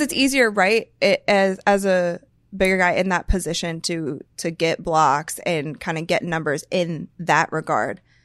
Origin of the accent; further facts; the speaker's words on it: Akron, Ohio, United States; I grew up in Akron